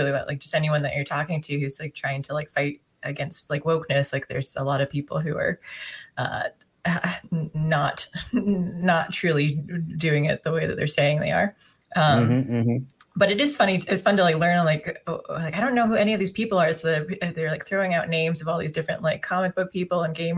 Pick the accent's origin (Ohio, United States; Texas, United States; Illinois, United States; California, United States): California, United States; now in Pennsylvania, United States; I was born in California, and then I haven't, I'm away from there now